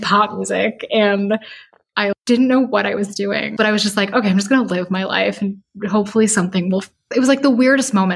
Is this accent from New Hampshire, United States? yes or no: no; Chicago, Illinois, United States; moved away as an adult; So I grew up in Chicago, which is why I moved back to Chicago.